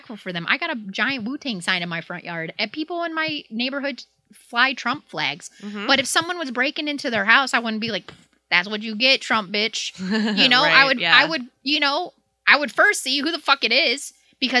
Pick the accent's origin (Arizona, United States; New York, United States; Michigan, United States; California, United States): Michigan, United States; Hazel Park; I grew up in Hazel Park